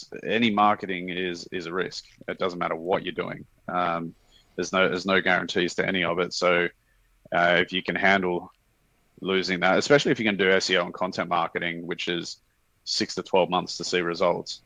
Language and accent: English; Sydney, New South Wales, Australia; moved away as an adult; also born or lived in Thailand; now in Singapore; We're from Sydney originally, Sydney, Australia